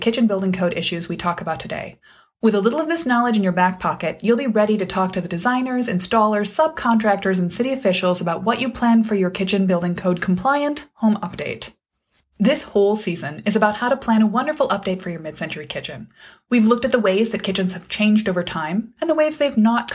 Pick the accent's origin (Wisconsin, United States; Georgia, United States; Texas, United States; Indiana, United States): Wisconsin, United States; my home state of Wisconsin